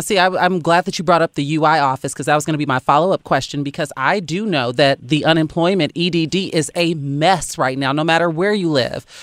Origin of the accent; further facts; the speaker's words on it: Chicago, Illinois, United States; I'm from Chicago